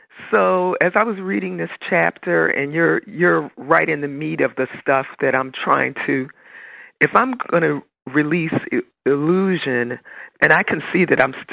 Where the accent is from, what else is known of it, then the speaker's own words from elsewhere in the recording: New Jersey, United States; New Jersey.